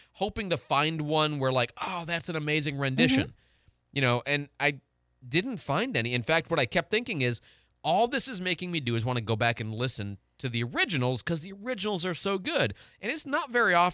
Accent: Illinois, United States; I'm from Illinois

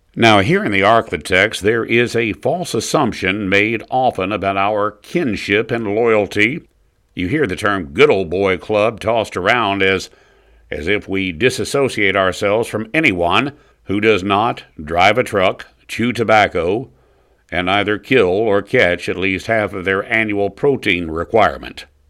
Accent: the South, United States; we're pretty amenable here in the South to outsiders

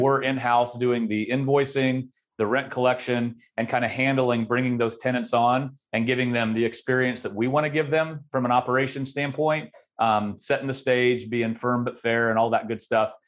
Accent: Great Bend, Kansas, United States; my hometown of Great Bend, Kansas, which is a small town, fifteen thousand people

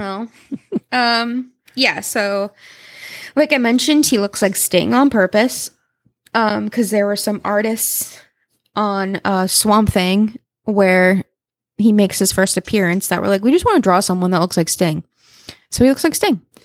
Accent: Salem, Massachusetts, United States; I grew up in Salem. We, uh, at Salem, Mass.

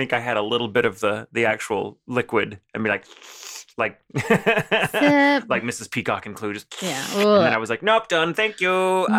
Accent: the South, United States; for me, a little white American boy growing up in the South

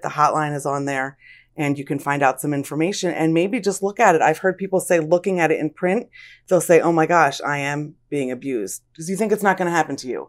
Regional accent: Lansdale, Pennsylvania, United States; I was born and raised in Lansdale

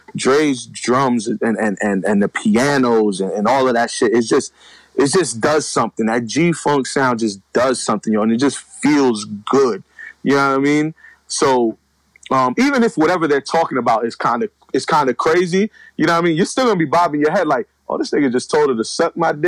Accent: New York City, New York, United States; moved away as an adult; now in Pennsylvania, United States; I'm from the Bronx

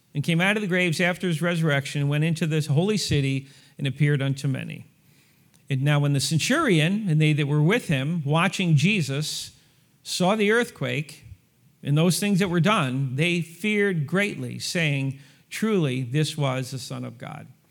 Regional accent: New York, United States; now in Lawrence, United States; born and raised in New York

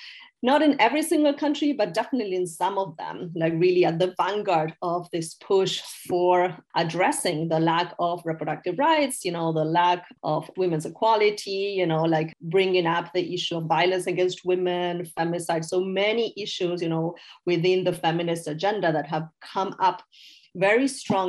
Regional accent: Argentina; now in United States; I'm originally from Argentina

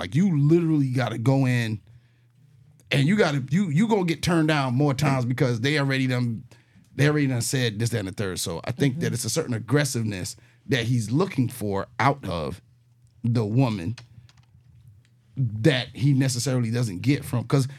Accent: New York, United States; I'm from New York.

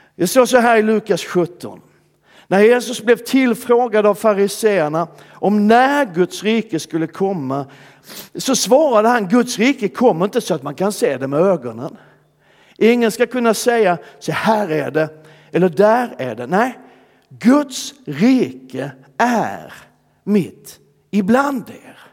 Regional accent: Skåne, Sweden; De flesta av dem ligger i Skåne, där jag kommer ifrån.

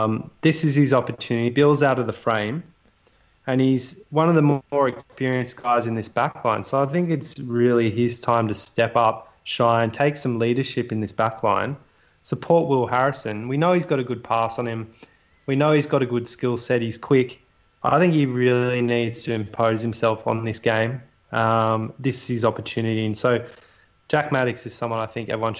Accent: New South Wales, Australia; We're from New South Wales.

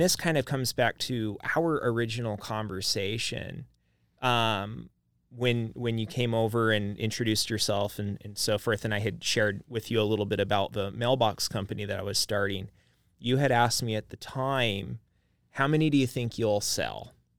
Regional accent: Idaho Falls, Idaho, United States; now in Boise, United States; I grew up in Idaho Falls

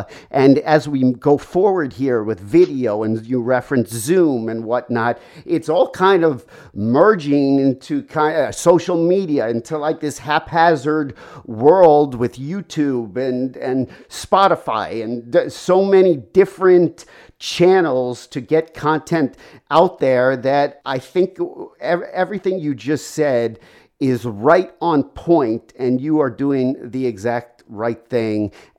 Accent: New York, United States; I'm from the New York area, and I had gone back the last few years working there.

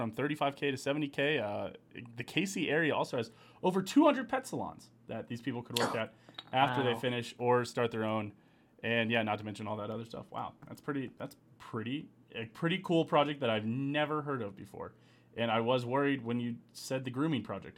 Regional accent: Raytown, Missouri, United States; where I grew up in Raytown

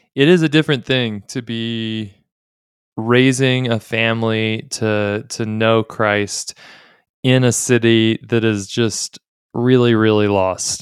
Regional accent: Texas, United States; I'm a Texan

